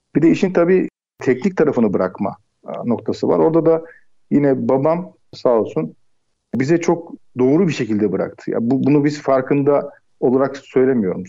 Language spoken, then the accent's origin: Turkish; Istanbul, Turkey; Ocak 1978 e, İstanbul doğumluyum. İlk orta lise eğitimlerimi e, İstanbul'da tamamladım